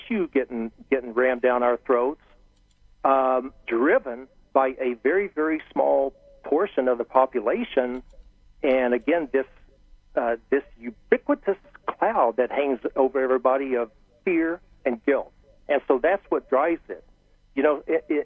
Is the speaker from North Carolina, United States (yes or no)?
no; Harrold, Texas, United States; my roots are in Texas. I grew up in Texas, and I grew up in a small town